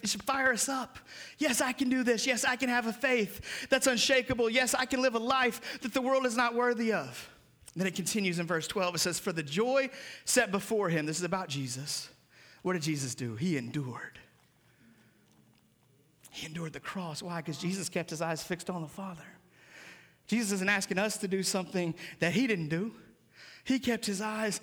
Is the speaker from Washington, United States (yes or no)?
yes; Seattle, Washington, United States; moved away; Growing up in Seattle